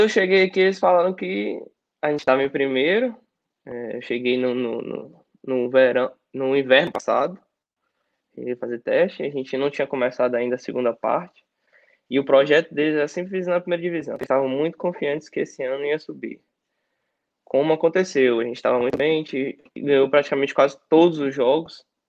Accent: Brazil; moved away as an adult; now in Czech Republic; nós somos brasileiros

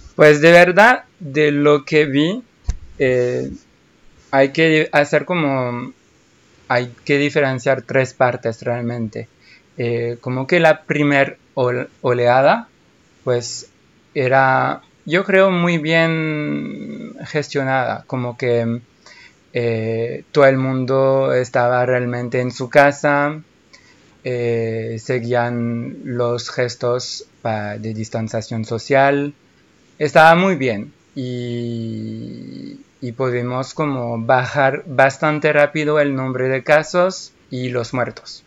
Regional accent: France; Spanish is a second language; soy francés

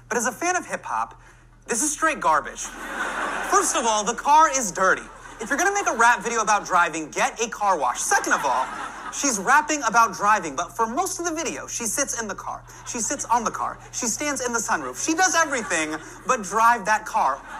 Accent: United States; I mean that as a Muslim and as an American for Muslims.

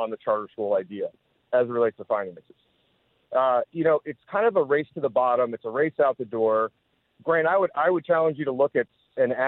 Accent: New Jersey, United States; now in Miami, United States; I was born and raised in New Jersey

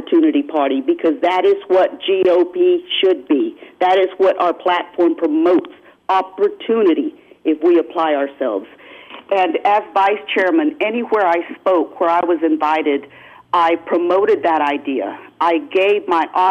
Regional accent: San Antonio, Texas, United States; I'm from San Antonio, Bexar County

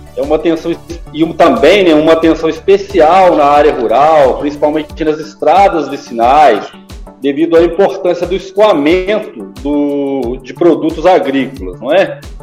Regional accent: Barbacena, Minas Gerais, Brazil; passei minha infância em Senhora das Dores, distrito aqui de Barbacena

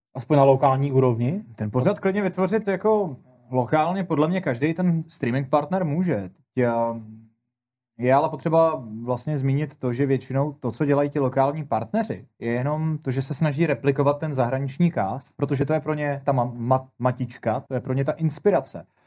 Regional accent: Czechia; u nás v Čechách

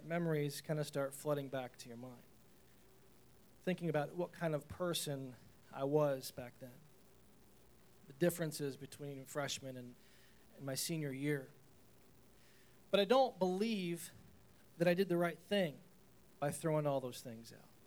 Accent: Chenango Forks, New York, United States; moved away as an adult; I'm moving from Shenango Forks, this little tiny town of Shenango Forks, had a graduating class of like 112

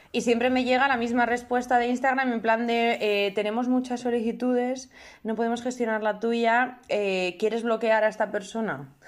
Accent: Madrid, Community of Madrid, Spain; yo vengo de Madrid

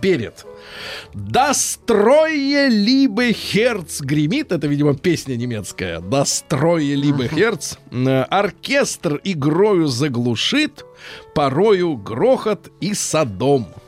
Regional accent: Saint Petersburg, Russia; я родился в Ленинграде, э, в блокаду

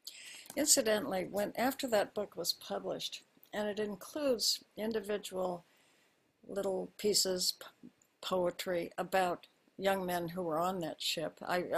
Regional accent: Honolulu, Hawaii, United States; born there; As you said, I was born in Hawaii. My father was a career military officer. He was in the Army all his adult life. And so I was born in Honolulu.

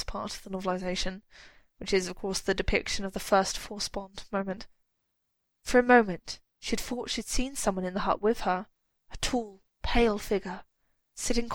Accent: United Kingdom; as a British person

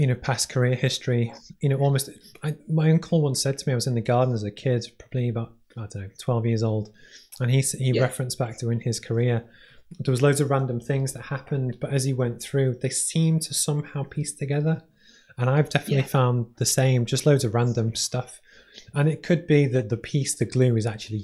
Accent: Liverpool, North West England, United Kingdom; I grew up in Liverpool, not that dissimilar to Borough

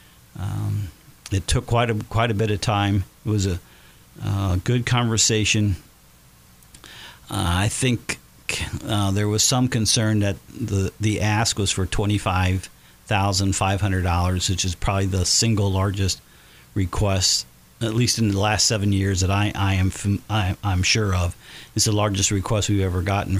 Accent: Batesville, Indiana, United States; as a kid growing up in Batesville

